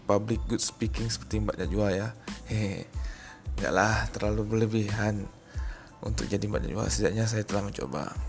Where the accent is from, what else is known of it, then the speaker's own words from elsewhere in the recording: Riau Islands, Indonesia; asal dari Kepri. Umur 30 tahun, pekerjaan sehari-hari bekerja di salah satu perusahaan BUMN di Kepri.